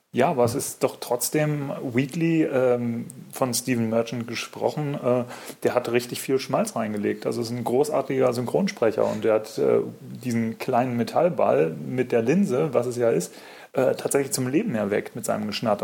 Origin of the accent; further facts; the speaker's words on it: Munich, Bavaria, Germany; ich komme aus München